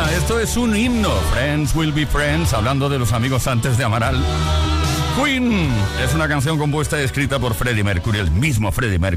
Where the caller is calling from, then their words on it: Madrid, Community of Madrid, Spain; de Madrid.